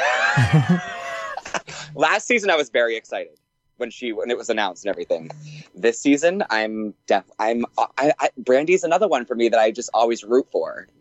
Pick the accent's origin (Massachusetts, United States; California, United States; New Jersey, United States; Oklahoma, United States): Massachusetts, United States; born or raised there